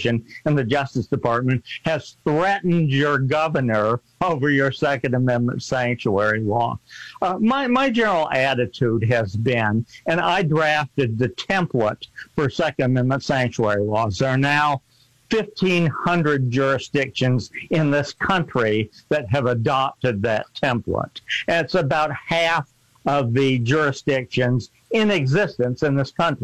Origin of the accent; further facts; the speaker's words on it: Missouri, United States; moved away; I was born in Missouri. I was educated in Missouri